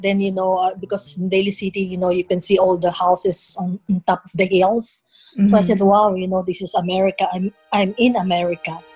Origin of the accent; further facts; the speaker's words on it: Manila, Metro Manila, Philippines; moved away as an adult; now in Hercules, United States; I was born and raised in Manila, in the Philippines.